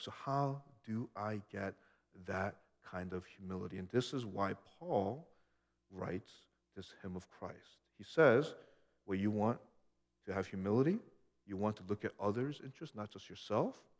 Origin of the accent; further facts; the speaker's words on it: United States; being this American I was